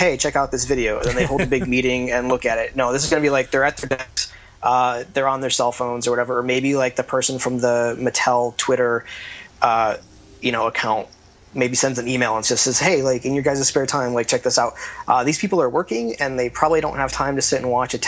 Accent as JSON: {"language": "English", "country": "United States", "moved": "yes", "lives_now": "Canada", "said": "as an American, I'm kind of the odd man out"}